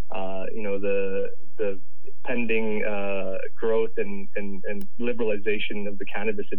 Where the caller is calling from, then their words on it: Denver, Colorado, United States; I'm actually joining from sunny Colorado in the U.S., in Denver, where Canopy U.S. operations are temporarily based.